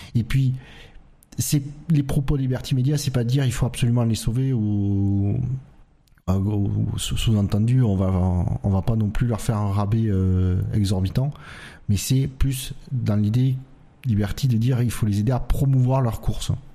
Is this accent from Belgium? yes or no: no; France; en tant que Français européen